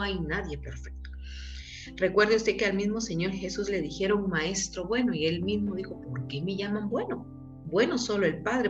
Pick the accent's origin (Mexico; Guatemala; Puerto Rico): Guatemala; Quetzaltenango; soy guatemalteca, nacida en Quetzaltenango